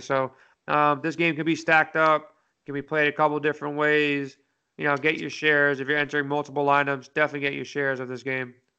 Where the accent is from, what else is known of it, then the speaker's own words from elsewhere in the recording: New York, United States; I'm from New York